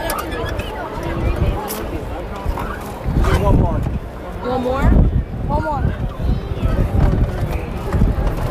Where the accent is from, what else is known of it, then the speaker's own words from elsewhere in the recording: Connecticut, United States; we're from Connecticut